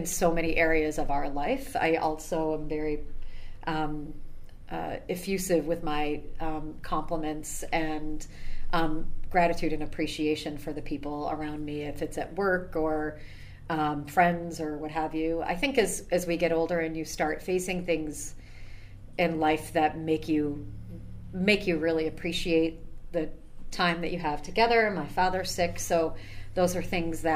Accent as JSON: {"language": "English", "town": "Camillus", "region": "New York", "country": "United States", "moved": "as an adult", "lives_now": "Syracuse, United States", "said": "I'm from Camillus"}